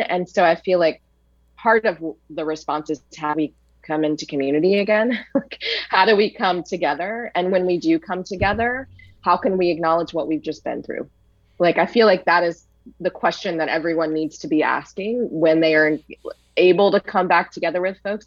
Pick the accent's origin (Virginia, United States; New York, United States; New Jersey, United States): Virginia, United States; Richmond; I'm from Richmond, Virginia